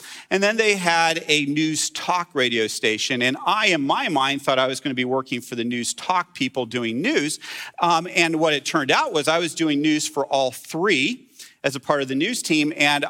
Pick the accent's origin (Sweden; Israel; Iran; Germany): Israel; Jerusalem, Jerusalem District; And I grew up in Jerusalem. I grew up in a Christian bubble.